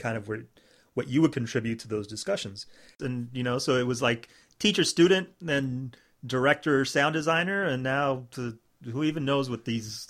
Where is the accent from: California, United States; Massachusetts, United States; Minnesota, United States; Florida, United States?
Florida, United States; Miami; I'm Cuban American, and I was born and raised here in Miami